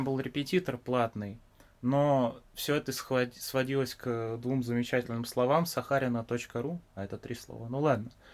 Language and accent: Russian; Biysk, Altai Krai, Russia; moved away; Да, я из города Бийска. Это в Алтайском крае